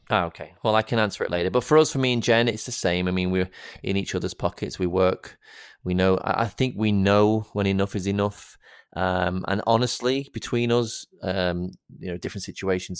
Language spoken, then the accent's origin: English; the north of England, United Kingdom; moved away; we live down here, obviously. I'm a northerner